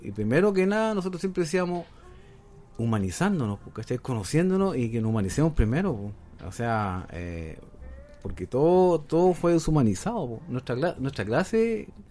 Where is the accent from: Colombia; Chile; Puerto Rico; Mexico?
Chile; Coronel, Biobío; soy de Coronel